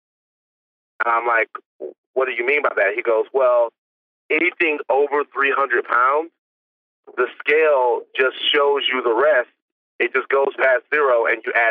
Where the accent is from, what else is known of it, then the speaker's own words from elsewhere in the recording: Baton Rouge, Louisiana, United States; I'm from the South. I'm from Baton Rouge.